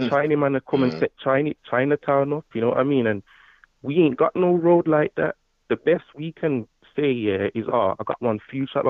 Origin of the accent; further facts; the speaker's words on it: Birmingham, West Midlands, United Kingdom; moved away as an adult; now in Manchester, United Kingdom; I'm from Brum, you know. I'm from down there still, but I've been living up Manny for the last, like, year and a half now.